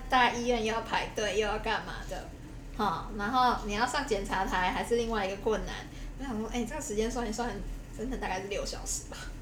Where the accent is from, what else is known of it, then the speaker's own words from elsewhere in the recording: Taipei, Taiwan; 我自己是在台北长大